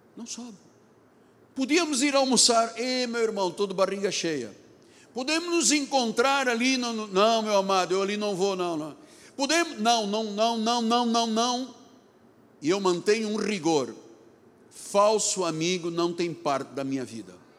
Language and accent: Portuguese; Lisbon, Portugal; now in Rio de Janeiro, Brazil; Me lembrei dos dias das Assembleias de Deus em Lisboa, onde eu nasci